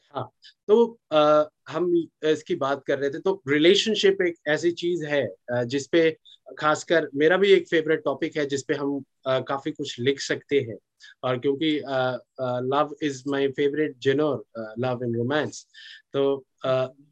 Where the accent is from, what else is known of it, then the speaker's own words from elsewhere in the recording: Singrauli, Madhya Pradesh, India; मैं मध्य प्रदेश का रहने वाला हूँ और अच्छा। मेरा जो नेटिव डिस्ट्रिक्ट है सिंगरौली है